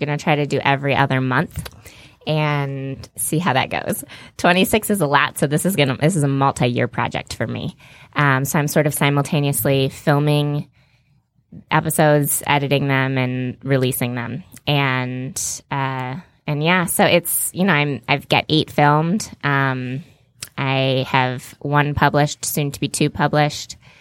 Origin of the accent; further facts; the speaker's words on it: Farmington Hills, Michigan, United States; also born or lived in Detroit; I'm from Farmington Hills, Michigan